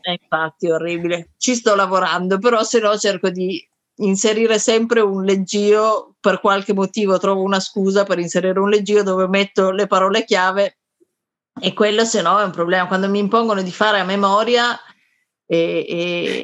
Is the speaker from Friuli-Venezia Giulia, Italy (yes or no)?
no; Turin, Piedmont, Italy; Io sono di Torino, quindi a Torino il teatro era già un, un settore molto attivo